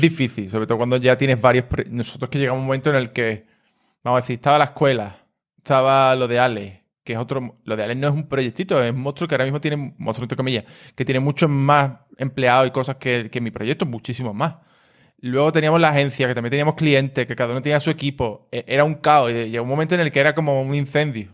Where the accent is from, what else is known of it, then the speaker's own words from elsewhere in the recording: Cádiz, Andalusia, Spain; yo también soy de Cádiz, entonces la gente que somos de Cádiz, pues somos un poco así